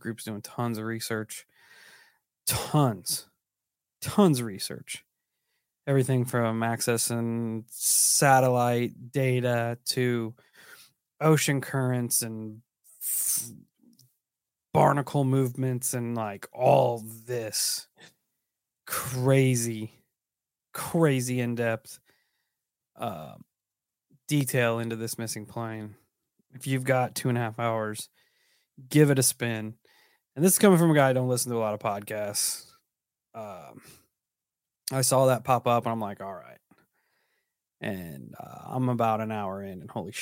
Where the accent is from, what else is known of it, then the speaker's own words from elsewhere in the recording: Illinois, United States; I'm from Illinois, which is not Appalachia